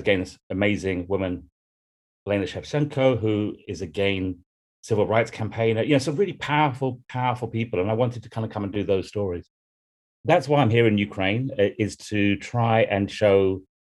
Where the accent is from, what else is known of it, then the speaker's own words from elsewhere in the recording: United Kingdom; a white man coming from the UK